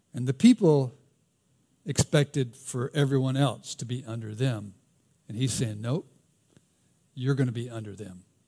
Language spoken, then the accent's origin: English; the South, United States; accent: Southern; my Southern accent